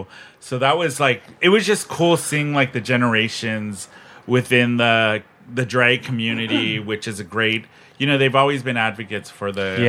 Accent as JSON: {"language": "English", "town": "San Diego", "region": "California", "country": "United States", "tie": "born or raised there", "said": "I grew up in San Diego, as you did too."}